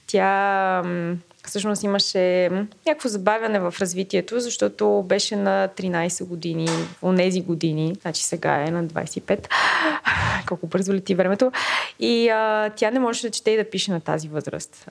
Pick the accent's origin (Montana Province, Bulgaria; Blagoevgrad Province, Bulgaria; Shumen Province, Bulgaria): Blagoevgrad Province, Bulgaria; Blagoevgrad; moved away; Аз съм от Благоевград, съм израснала и живеех много близо до тамошния дом